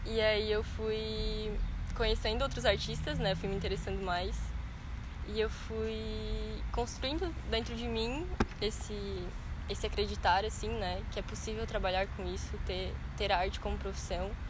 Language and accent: Portuguese; Meleiro, Santa Catarina, Brazil; born there; also born or lived in Maracajá / São Paulo / Araranguá; nasci no Meleiro, morei no Maracajá